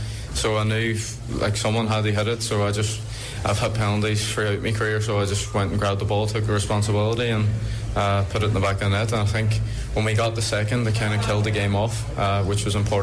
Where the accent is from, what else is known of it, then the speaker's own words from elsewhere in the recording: Derry, Northern Ireland, United Kingdom; obviously it's my hometown club.